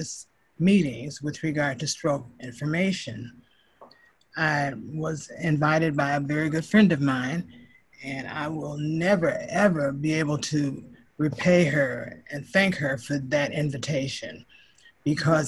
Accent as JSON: {"language": "English", "town": "Chicago", "region": "Illinois", "country": "United States", "said": "I am from Chicago, Illinois, and I love this place"}